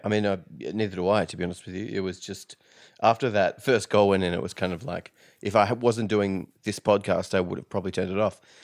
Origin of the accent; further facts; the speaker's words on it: Perth, Western Australia, Australia; now in Victoria, Australia; I'm from Perth originally, which is on the other side